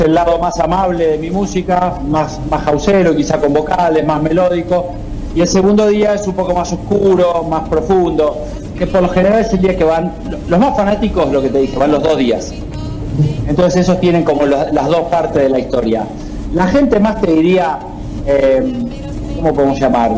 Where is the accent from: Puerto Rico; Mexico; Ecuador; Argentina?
Argentina; moved away; also born or lived in United Kingdom / Barcelona; el lugar donde más cómodo me siento es Argentina